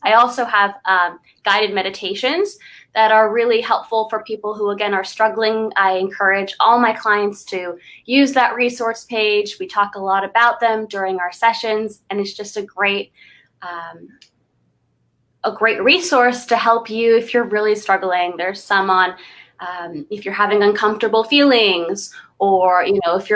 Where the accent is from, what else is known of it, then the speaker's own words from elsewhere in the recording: Los Angeles, California, United States; I grew up in the Valley. I lived in Sherman Oaks. I went to El Camino for high school. So I am a Valley girl